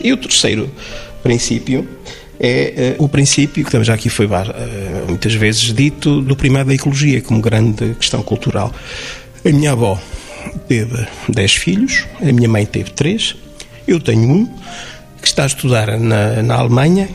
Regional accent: Chaves, Norte, Portugal; minha terra, enfim, eu sou de Chaves

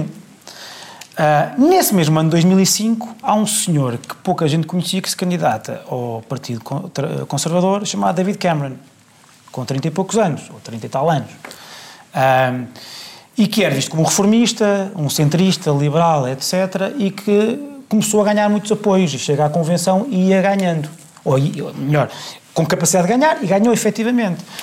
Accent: Portugal; eu sou português

